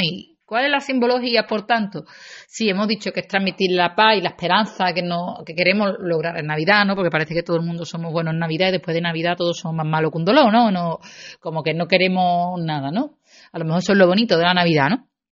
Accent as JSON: {"language": "Spanish", "town": "Seville", "region": "Andalusia", "country": "Spain", "said": "los que somos de Sevilla"}